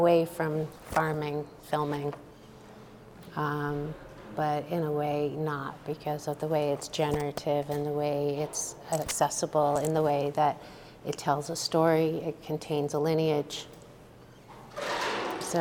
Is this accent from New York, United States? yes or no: yes; New York City, New York, United States; moved away as an adult; now in Santa Fe, United States; I grew up in New York City